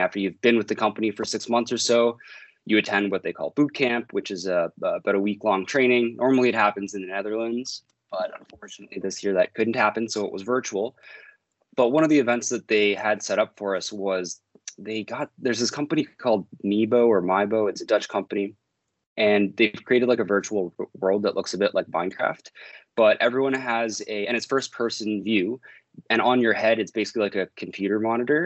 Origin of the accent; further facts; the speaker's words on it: the Maritimes, Canada; now in Toronto, Canada; I'm from the Maritimes